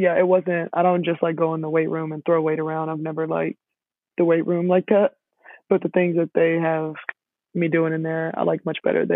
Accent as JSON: {"language": "English", "town": "Houston", "region": "Texas", "country": "United States", "said": "I'm from Houston, and I live back here"}